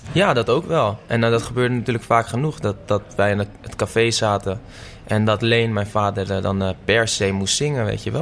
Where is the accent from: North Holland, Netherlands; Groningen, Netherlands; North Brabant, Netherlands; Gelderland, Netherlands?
North Holland, Netherlands; Amsterdam; in de staatsliedenbuurt woon ik. Oh, oké. Dus op de buurt waar ik geboren ben.